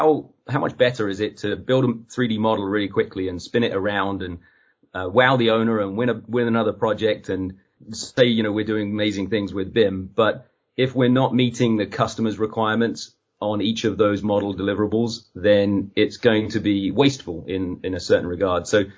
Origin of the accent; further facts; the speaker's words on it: East of England, United Kingdom; now in United States; I go back to my hometown in Suffolk in England, and they ask me where am I from, and they're mostly so convinced that I'm Australian